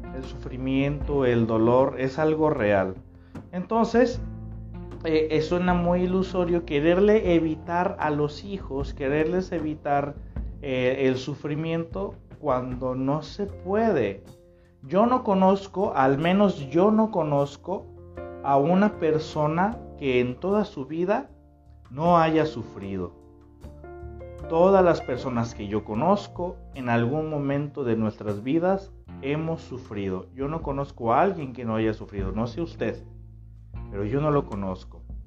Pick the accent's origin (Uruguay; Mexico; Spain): Mexico; Tepic, Nayarit; Yo estoy transmitiendo en este momento desde el Pacífico Mexicano, desde Nayarit, eh, la tierra que me vio nacer